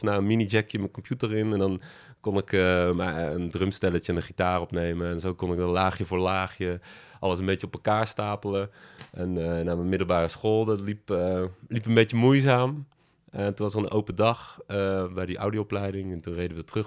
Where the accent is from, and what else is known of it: Berg, North Brabant, Netherlands; born or raised there; moved away as an adult; also born or lived in Utrecht